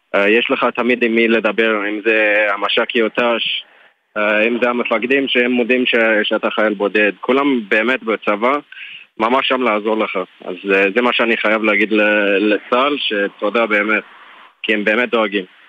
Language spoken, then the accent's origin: Hebrew; Johannesburg, Gauteng, South Africa; Hebrew is a second language; moved away as an adult; now in Israel; אני בעיקרון מדרום אפריקה